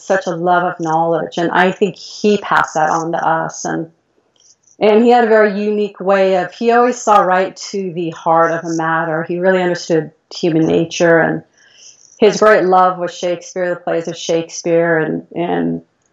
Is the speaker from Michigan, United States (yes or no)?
no; Mill Valley, California, United States; I grew up in California, Mill Valley, California. It's the suburb of San Francisco.